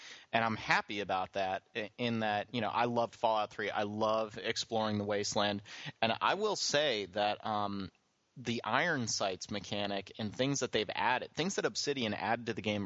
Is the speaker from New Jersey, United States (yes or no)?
no; Philadelphia area, Pennsylvania, United States; I grew up in the Philly area